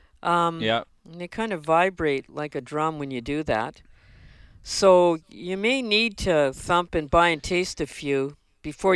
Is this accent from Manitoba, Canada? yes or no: yes; Winnipeg, Manitoba, Canada; growing up in Winnipeg